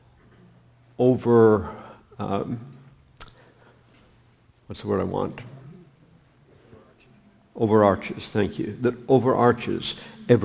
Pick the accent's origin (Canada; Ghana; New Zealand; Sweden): Canada; moved away; I'm a Canadian